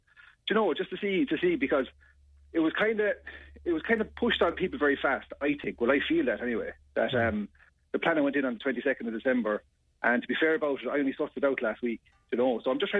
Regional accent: Yorkshire and the Humber, United Kingdom; You know, like, I was brought up in Temple Moor. I was a young lad. I used to jump those walls running across the park. I know every inch of the area.

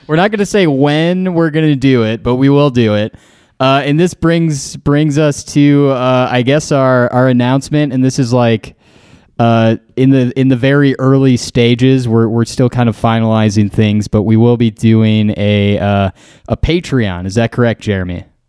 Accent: Green Bay, Wisconsin, United States; who I grew up with in Green Bay

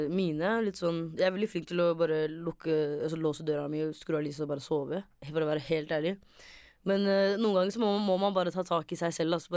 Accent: Somalia; Bare det at man er, de er født i Norge, men jeg er somalier.

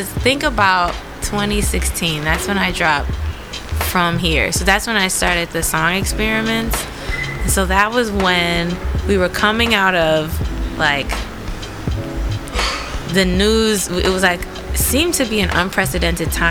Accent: United States; I'm American

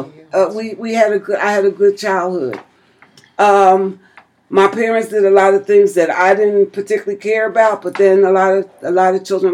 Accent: Philadelphia, Pennsylvania, United States; I didn't grow up in North Philly. I grew up in West Oak Lane.

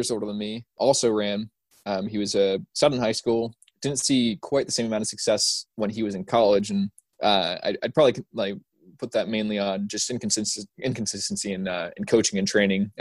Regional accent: Ohio, United States; born or raised there; moved away as an adult; also born or lived in Furman University, South Carolina

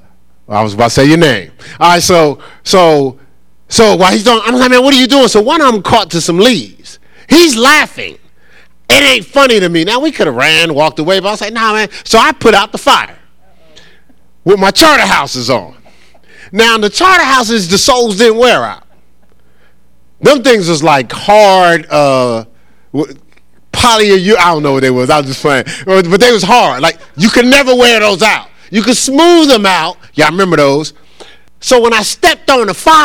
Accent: Newark, New Jersey, United States; I grew up in Newark with foster parents

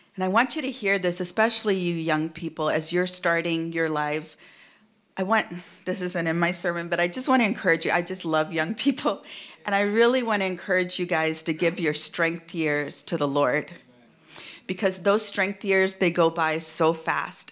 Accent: India; also born or lived in United States; now in Seattle, United States; in India, my own, my home country

